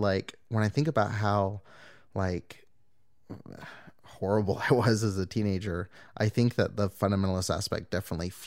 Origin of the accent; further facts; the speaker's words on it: Southern California, United States; growing up in Southern California